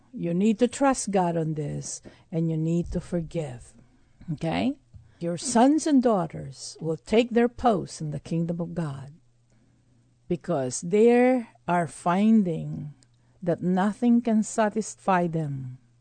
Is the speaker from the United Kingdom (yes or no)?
no; Texas, United States; being a Texan